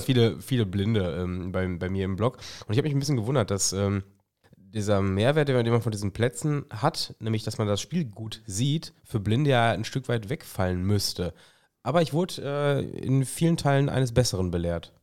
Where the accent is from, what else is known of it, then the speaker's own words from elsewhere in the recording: Germany; als Deutscher